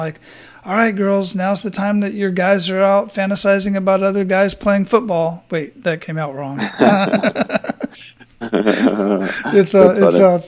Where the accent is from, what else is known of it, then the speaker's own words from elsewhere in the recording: Phoenix, Arizona, United States; from Arizona, from Phoenix, where I grew up